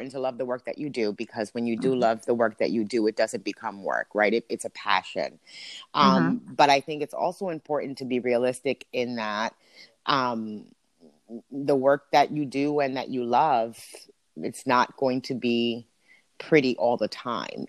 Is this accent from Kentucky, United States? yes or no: no; Hudson, New Jersey, United States; also born or lived in Paterson, New Jersey; Born in Paterson, raised in Hudson